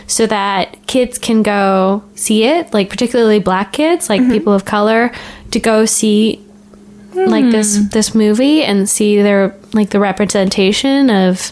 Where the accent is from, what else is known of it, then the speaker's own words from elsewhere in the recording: Canada; as a Canadian